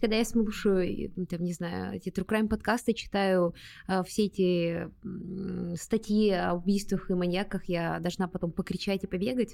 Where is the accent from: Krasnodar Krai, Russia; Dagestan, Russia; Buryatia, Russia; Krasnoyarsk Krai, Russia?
Buryatia, Russia; Ulan-Ude; moved away; в моем родном городе, в Улан-Удэ, был такой парк Орешково.